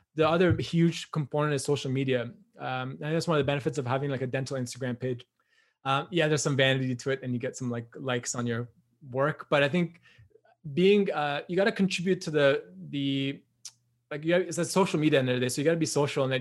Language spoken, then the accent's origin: English; Newmarket, Ontario, Canada; I'm from Newmarket, Ontario, which is like not a huge town, just like north of like Richmond Hill.